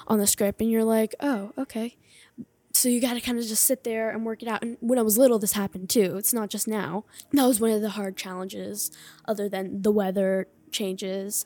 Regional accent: Hershey, Pennsylvania, United States; I am from Hershey, Pennsylvania

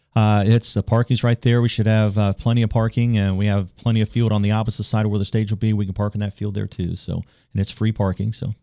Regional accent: Parkersburg, West Virginia, United States; moved away; I'm from Parkersburg

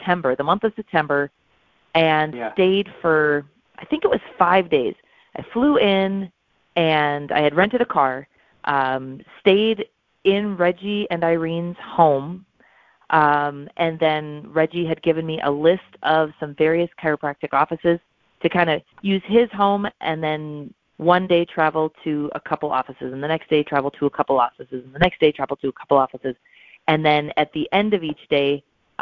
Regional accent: Watertown, South Dakota, United States; moved away as an adult; also born or lived in St. Paul, Minnesota; now in Sioux Falls, United States; I grew up in South Dakota

